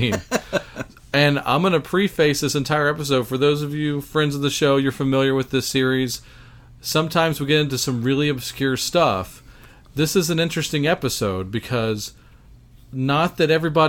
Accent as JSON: {"language": "English", "region": "Louisiana", "country": "United States", "tie": "born or raised there", "said": "I was born in Louisiana."}